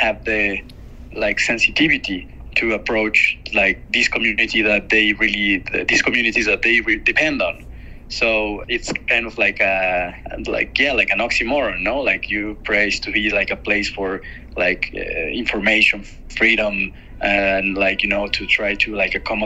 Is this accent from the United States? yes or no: no; Mexico; I'm a filmmaker from Mexico